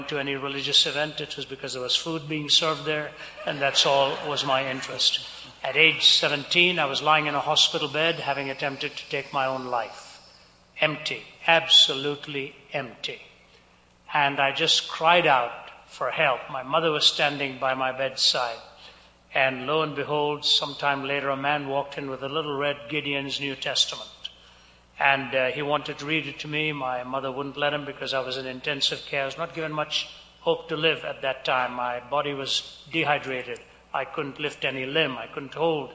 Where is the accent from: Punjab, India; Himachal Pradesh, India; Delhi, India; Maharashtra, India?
Delhi, India; moved away as an adult; also born or lived in Chennai, India; I was born and raised in India, born in the southern city of Chennai. The language there is Tamil, raised in the northern city of Delhi